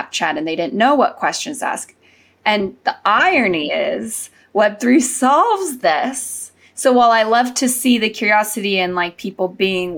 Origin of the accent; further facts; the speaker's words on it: Silicon Valley, California, United States; growing up in the Silicon Valley